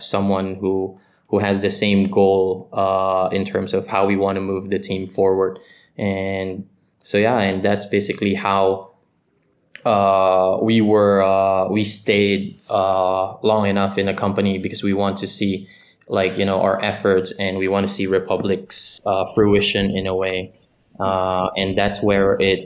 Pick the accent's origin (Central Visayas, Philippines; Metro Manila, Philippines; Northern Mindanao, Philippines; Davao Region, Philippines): Metro Manila, Philippines; Manila; moved away as an adult; now in Singapore; I was born and raised in Manila, Philippines